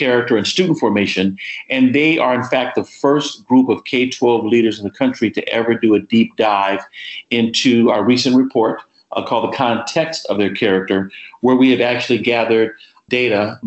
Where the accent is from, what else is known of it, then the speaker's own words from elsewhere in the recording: California, United States; moved away; growing up in California